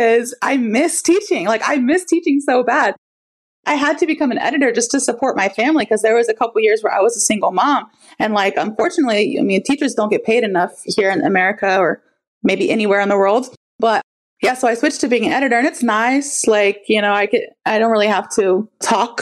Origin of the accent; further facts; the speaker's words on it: Florida, United States; I'm from Florida